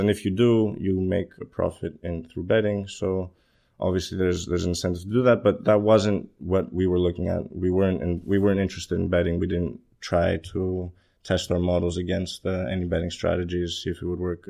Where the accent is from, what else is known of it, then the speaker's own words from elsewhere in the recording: Greece; moved away as an adult; also born or lived in Copenhagen, Denmark / Los Angeles, United States; now in London, United Kingdom; I'm Greek. I was, uh, I was born in Copenhagen, but, um, my family moved to Greece when I was three. I grew up there.